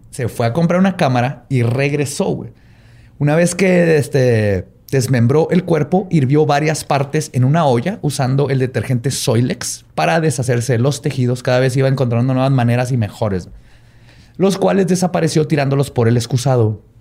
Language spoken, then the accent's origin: Spanish; Chihuahua, Mexico; Es que soy de Chihuahua.